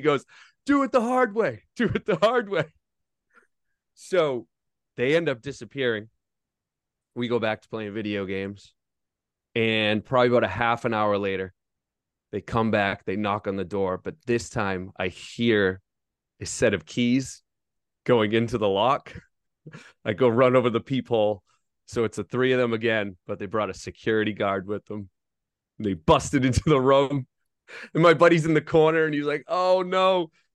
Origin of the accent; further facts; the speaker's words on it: Foxborough, Massachusetts, United States; I grew up in Foxborough, Massachusetts, and I worked for the Patriots growing up